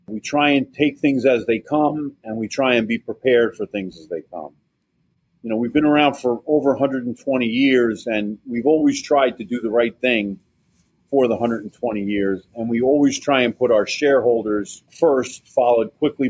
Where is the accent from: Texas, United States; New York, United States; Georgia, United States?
New York, United States; Saratoga County; also born or lived in Queens, New York; I was pumping gas at a mobile station in my hometown. I live in Saratoga County at the time